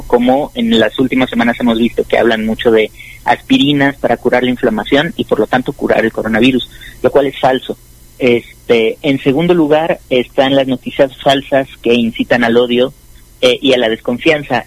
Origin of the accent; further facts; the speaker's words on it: Mexico; como mexicanos